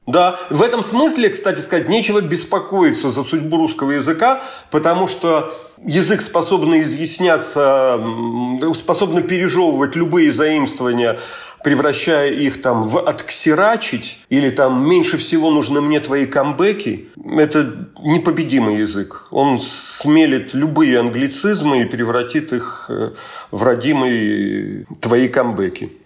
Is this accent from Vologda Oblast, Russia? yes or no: yes; Vologda Oblast, Russia; accent: northern Russian; Leningrad norm; moved away as an adult; also born or lived in Saint Petersburg; как северянин и потом учившийся в Питере